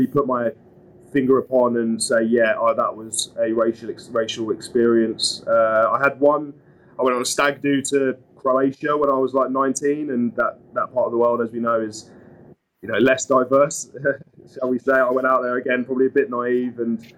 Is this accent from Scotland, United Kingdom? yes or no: no; Suffolk, East of England, United Kingdom; I grew up in Suffolk, so a minor county in the cricketing world.